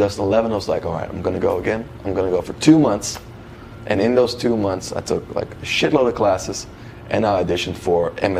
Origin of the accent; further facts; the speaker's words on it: North Holland, Netherlands; moved away as an adult; now in United States; I'm from North Holland and Amsterdam is in North Holland.